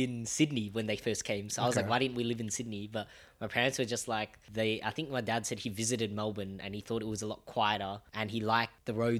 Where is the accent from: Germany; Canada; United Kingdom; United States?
Germany; born there; I was born in Germany.